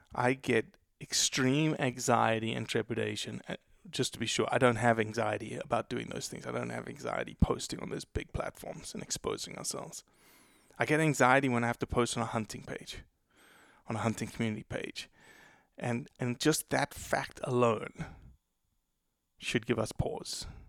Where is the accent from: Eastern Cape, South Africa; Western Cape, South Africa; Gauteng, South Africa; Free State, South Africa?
Gauteng, South Africa; Johannesburg; also born or lived in Brazil; now in Mississippi, United States; I was born in Brazil. I was raised in South Africa since I was four years old. So essentially born and raised in South Africa.